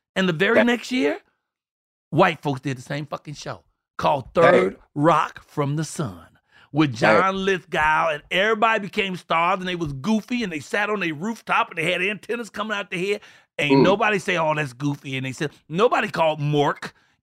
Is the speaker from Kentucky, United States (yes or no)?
no; Chicago, Illinois, United States; I'm from the Robert Taylor home, 4352 South State, apartment 909